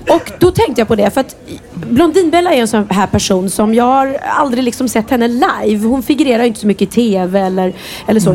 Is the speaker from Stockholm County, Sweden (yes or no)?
yes; Värmdö, Stockholm County, Sweden; moved away as an adult; also born or lived in Östermalm, Stockholm; now in Lidingö, Sweden; jag är uppvuxen ute på Värmdö